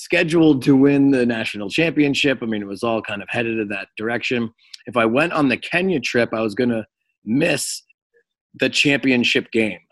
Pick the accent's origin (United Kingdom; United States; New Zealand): United States; Cape Cod, Massachusetts; moved away as an adult; also born or lived in Springfield, Massachusetts / Los Angeles, California; I was born in Springfield, Massachusetts, but I was raised in Cape Cod